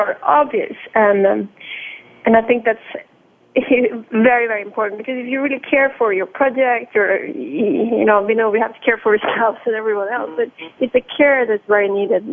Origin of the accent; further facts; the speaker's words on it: Norway; also born or lived in Milan, Italy; now in Lausanne, Switzerland; From time to time, I do go to Norway, my home country